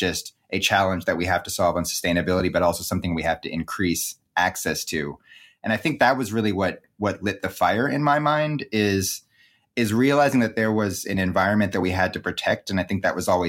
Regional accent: Seattle, Washington, United States; also born or lived in California; growing up in the Pacific Northwest

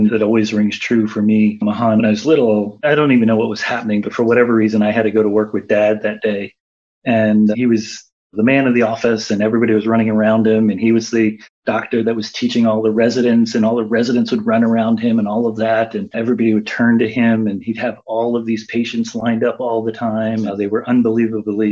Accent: Philadelphia, Pennsylvania, United States; moved away as an adult; now in Washington, D.C., United States; I am very proud of being from Philadelphia

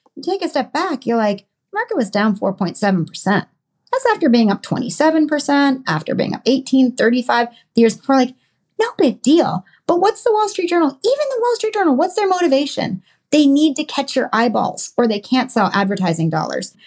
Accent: Connecticut, United States; born or raised there

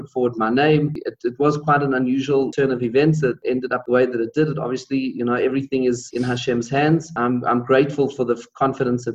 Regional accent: Pretoria, Gauteng, South Africa; I was born in Pretoria, which is the capital city, and grew up and went to school there

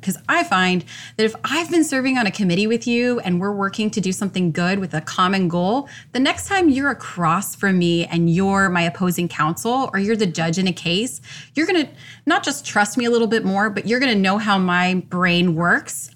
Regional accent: Orlando, Florida, United States; born and raised in Orlando

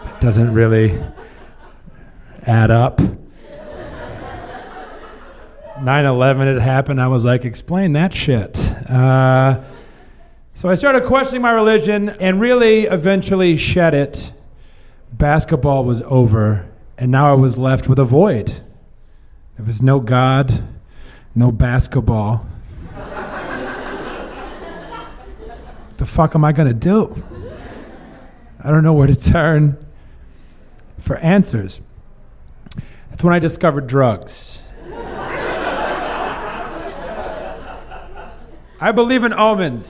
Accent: southern Missouri, United States; I grew up in South Missouri in the Bible Belt

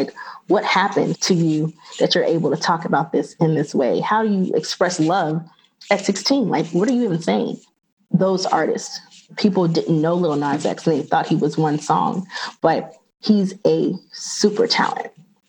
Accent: the South, United States; And I'm from the South, so I know what football means to the South.

